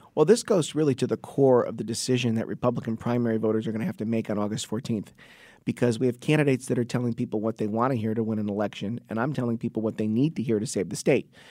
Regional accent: Trumbull, Connecticut, United States; my hometown of Trumbull, Connecticut.

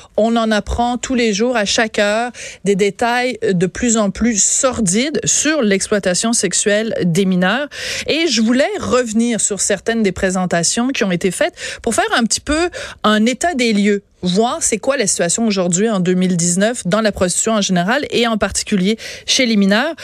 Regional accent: Quebec, Canada; en tant que Québécois, Québécoise

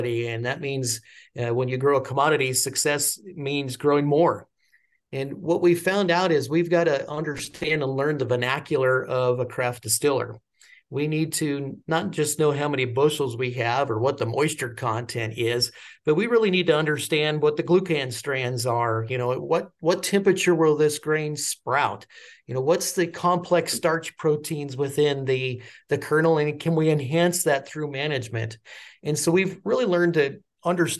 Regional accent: Prospect Valley, Colorado, United States; I'm a third generation farmer, but I'm a first generation U.S. born farmer here

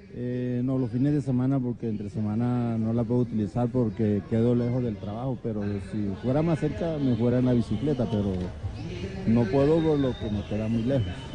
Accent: Córdoba, Colombia; now in Bogotá, Colombia; Yo soy de Senador Córdoba

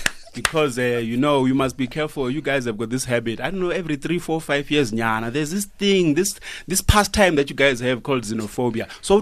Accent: Zimbabwe; now in South Africa; I'm Southern African.

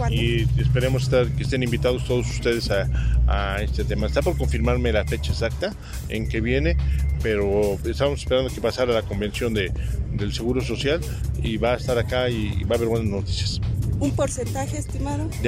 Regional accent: Mexico; todos somos mexicanos, a todos nos duele, más allá de si están allá o están acá

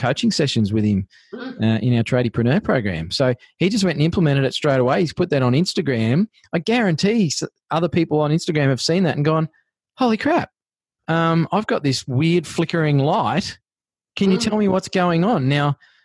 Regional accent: Australia; We are Australians.

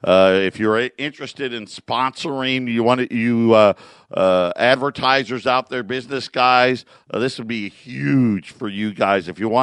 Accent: Syracuse, New York, United States; You know, where I grew up in Syracuse, my grandparents and my parents as well.

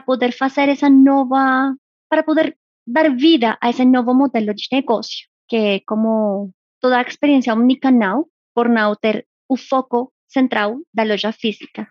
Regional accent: Colombia; moved away; sou colombiana

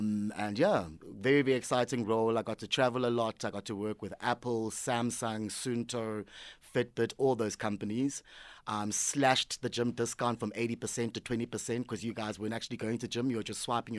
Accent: South Africa; also born or lived in Eastern Cape / KwaZulu-Natal; I was born in the Eastern Cape. I grew up all over South Africa. My parents moved around a lot for work. Ended up studying KZN, graduated in high school there.

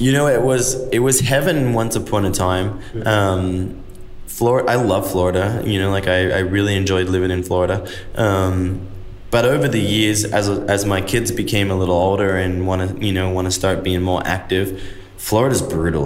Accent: Australia; moved away as an adult; now in United States; as a kid, I'm an Aussie

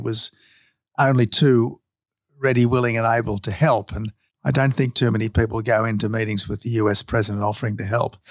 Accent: Australia

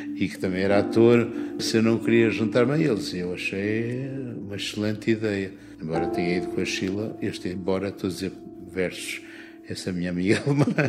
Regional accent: Porto, Porto District, Portugal; moved away as an adult; also born or lived in Paris, France / Vancouver, Canada; Eu cresci ó, perto da Foz do Douro, ao pé do mar

